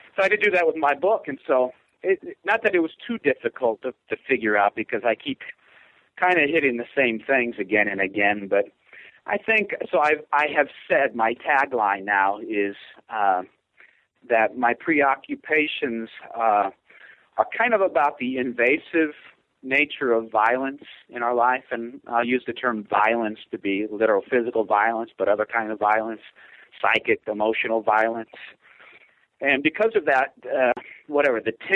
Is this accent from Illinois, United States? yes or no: yes; Hazel Crest, Illinois, United States; moved away as an adult; also born or lived in Chicago, United States; now in Boise, United States; I'm from Hazel Crest, which is in the Southland area of Chicago